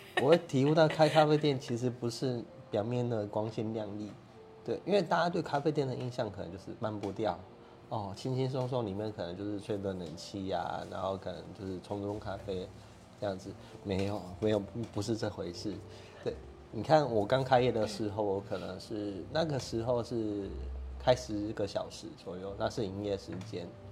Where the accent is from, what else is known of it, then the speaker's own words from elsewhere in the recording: Kaohsiung, Taiwan; 高雄人 嗯。啊，所以就在这边嘛，因为这是我的故乡